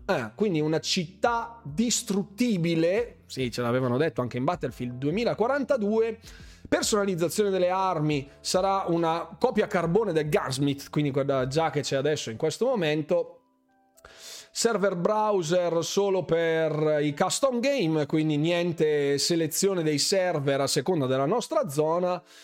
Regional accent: Bergamo, Lombardy, Italy; io sono bergamasco

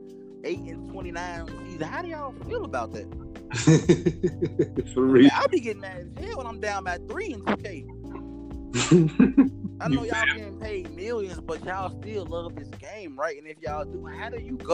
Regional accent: Chicago, Illinois, United States; I'm from Chicago

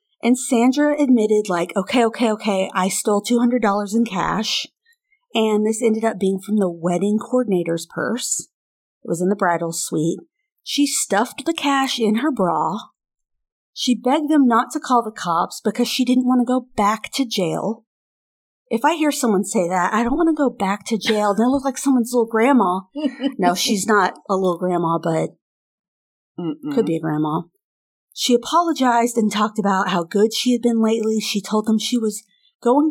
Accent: United States; I'm American

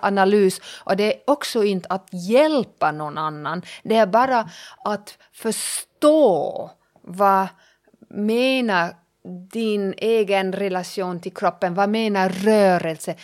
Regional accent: Germany; first language German; Swedish is a second language; moved away as an adult; also born or lived in Finland; now in Pargas, Finland; jag är tysk

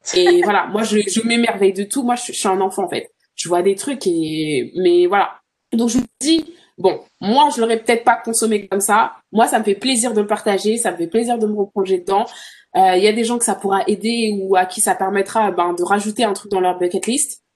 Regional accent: France; moved away as an adult; now in Toronto, Canada; I'm from France

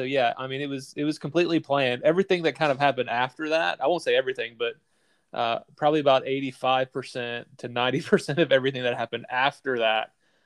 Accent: North Carolina, United States; also born or lived in Asia; So we live currently in Eastern North Carolina. We're both from North Carolina.

